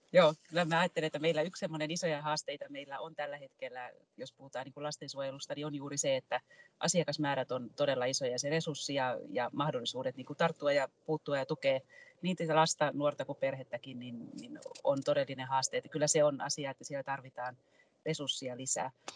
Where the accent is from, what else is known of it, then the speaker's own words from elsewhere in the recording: Tampere, Pirkanmaa, Finland; olen tamperelaisena ylpeä